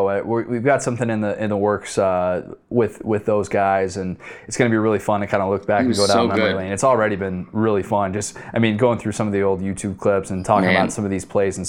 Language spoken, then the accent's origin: English; Chicago, Illinois, United States; I grew up in Chicago.